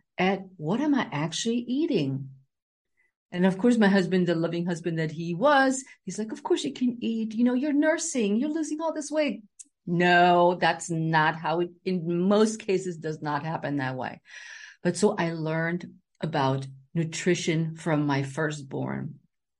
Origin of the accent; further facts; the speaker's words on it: Germany; moved away as an adult; now in Silver Spring, United States; I grew up in Germany